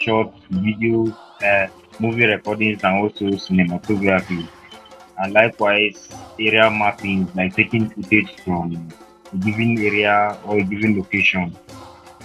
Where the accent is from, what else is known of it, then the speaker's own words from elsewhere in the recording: Kanam local government, Plateau, Nigeria; from Plateau State, Kanam local